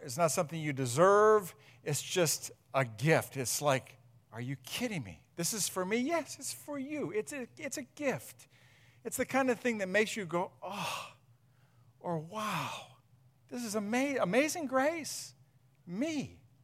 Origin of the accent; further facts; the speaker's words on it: Huron, Ohio, United States; also born or lived in Akron; we moved from Akron back up to here, grew up in Huron